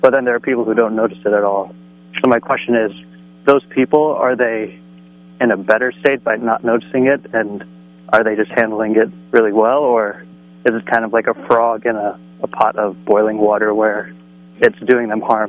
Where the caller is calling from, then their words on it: East Coast, United States; I'm from the East Coast.